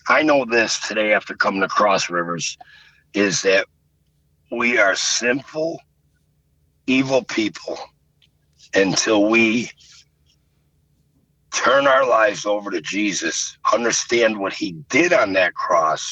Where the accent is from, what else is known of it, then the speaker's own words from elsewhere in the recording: Buffalo, New York, United States; also born or lived in Fredonia, New York; In Buffalo, I'm from the Irish section of town, South Buffalo. Then we moved out to Fredonia